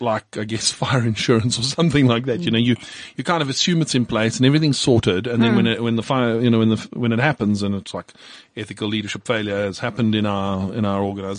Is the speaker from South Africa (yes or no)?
yes; South Africa; as a South African CA, I am expected to uphold the highest standards